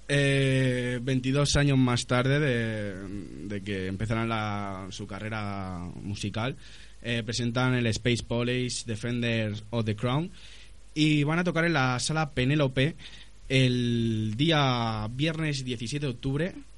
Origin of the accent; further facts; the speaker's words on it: Madrid, Community of Madrid, Spain; Madrid con Z, por supuesto, como buen madrileño que soy.